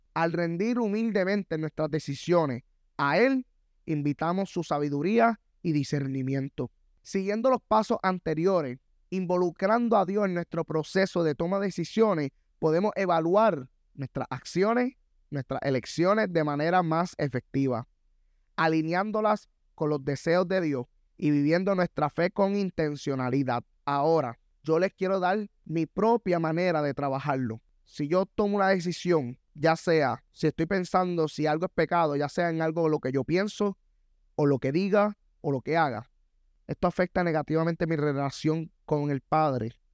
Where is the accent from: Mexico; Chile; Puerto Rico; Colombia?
Puerto Rico; Soy latino, yo soy puertorriqueño